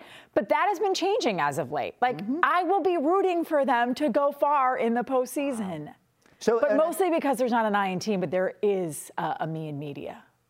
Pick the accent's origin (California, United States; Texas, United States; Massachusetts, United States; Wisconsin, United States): Wisconsin, United States; Milwaukee; born or raised there; now in Boston, United States